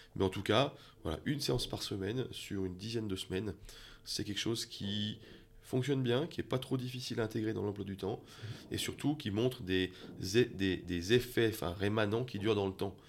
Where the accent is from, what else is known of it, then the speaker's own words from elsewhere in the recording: France; moved away as an adult; now in Switzerland; je viens de France